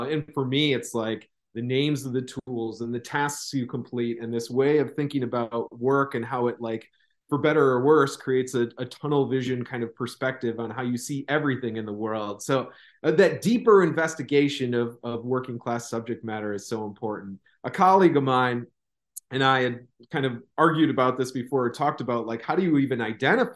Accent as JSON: {"language": "English", "region": "Midwest", "country": "United States", "accent": "Midwestern", "moved": "yes", "lives_now": "Southern United States", "said": "as a Midwesterner, felt like my voice had kind of had this flat affect, and this, like, there's Midwestern dialect seems like kind of nothing. I recognize it now that I'm down south"}